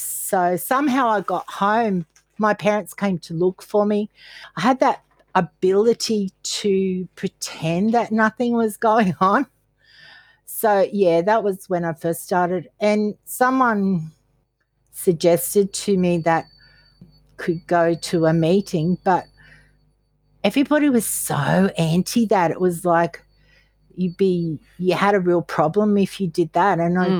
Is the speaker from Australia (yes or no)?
yes; Caloundra, Queensland, Australia; I grew up in Caloundra and our main place was the Pearl Hotel